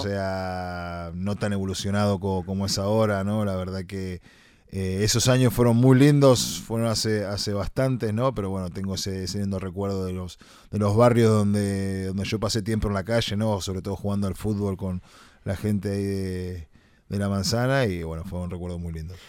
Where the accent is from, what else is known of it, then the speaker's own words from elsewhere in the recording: Uruguay; moved away; la uruguaya es la que realmente siempre, siempre está, siempre estuvo y es de donde, donde salí yo, ¿no? De donde vengo